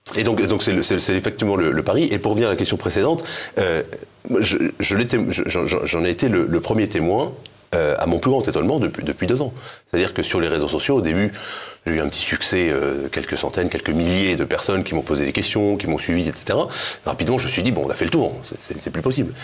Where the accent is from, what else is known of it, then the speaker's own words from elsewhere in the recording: Breton, Brittany, France; je suis breton